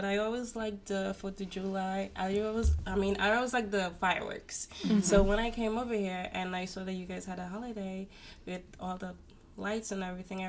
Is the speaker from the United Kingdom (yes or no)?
no; Guyana